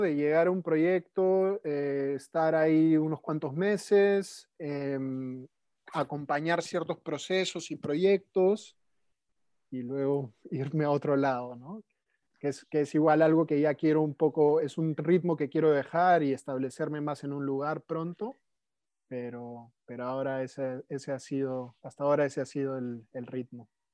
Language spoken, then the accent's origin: Spanish; Lima, Peru; moved away as an adult; also born or lived in Netherlands; nací en Lima, Perú, hace 37 años.